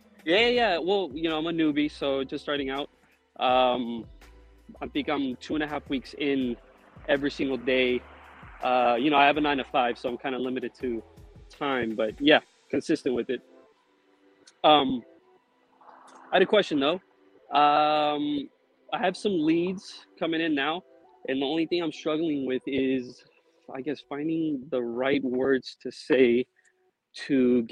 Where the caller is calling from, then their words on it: California, United States; Central Valley, California.